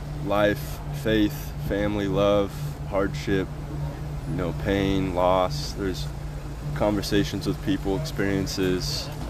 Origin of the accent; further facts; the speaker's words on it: Nebraska, United States; moved away as an adult; now in Portland, United States; We started playing in Nebraska, where we were born and raised